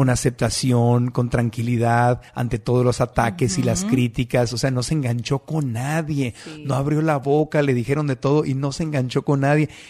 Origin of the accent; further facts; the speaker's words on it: Mexico; como mexicano, como latino